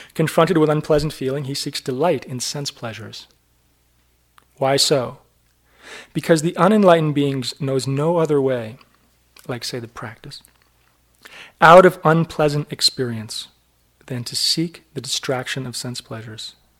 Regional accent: New Hampshire, United States; I was brought up in New Hampshire in a little town

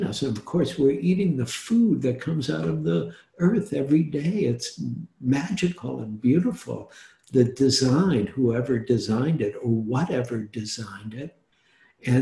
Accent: Detroit, Michigan, United States; also born or lived in New York / Oregon; now in San Francisco, United States; I grew up in Detroit

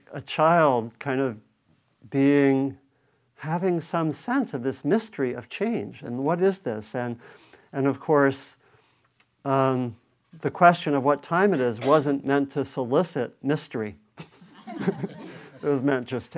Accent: East Coast, United States; moved away as an adult; also born or lived in New England; now in Bay Area, United States; I was growing up on the East Coast

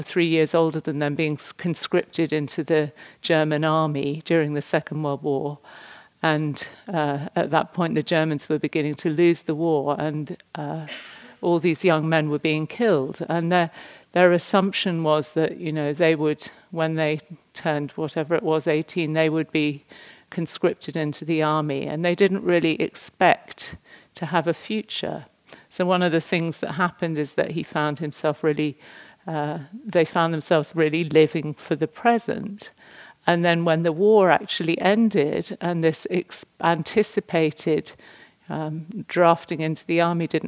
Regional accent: England, United Kingdom; me as an English person

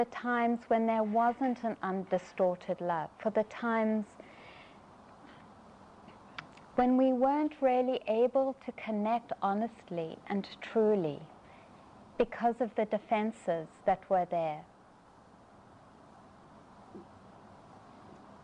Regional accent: South Africa; I grew up in South Africa

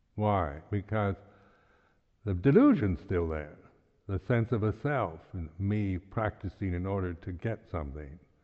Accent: United States; moved away; I'm an American

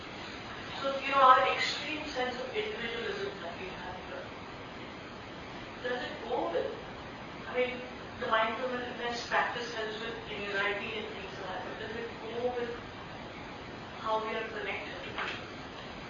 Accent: India; moved away; I'm from India

